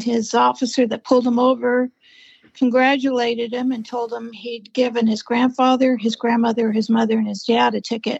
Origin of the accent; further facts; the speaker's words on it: North San Diego County, California, United States; I was from North San Diego County